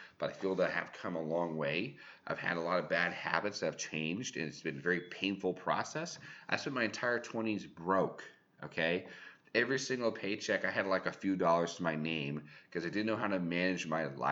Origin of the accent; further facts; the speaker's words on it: California, United States; I'm from California, Thule's